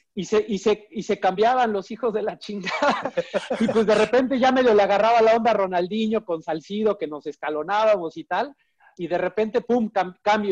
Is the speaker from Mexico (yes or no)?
yes; Mexico; como soy mexicano